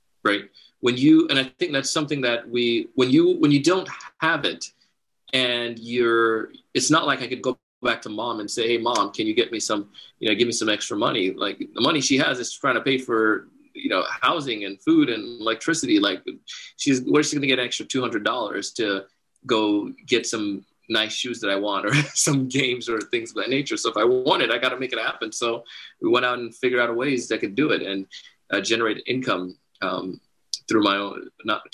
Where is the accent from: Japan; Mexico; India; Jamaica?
Jamaica; I grew up in Jamaica and part of the Commonwealth